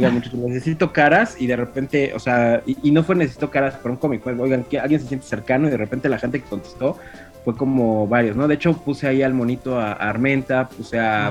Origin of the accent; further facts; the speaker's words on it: Mexico City, Mexico; yo soy chilango